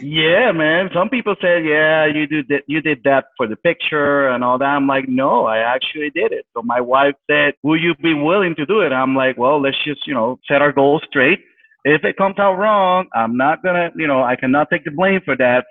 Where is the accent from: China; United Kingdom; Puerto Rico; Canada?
Puerto Rico; San Juan; I'm originally from San Juan, Puerto Rico. I was born and raised there uh, basically been there my whole life.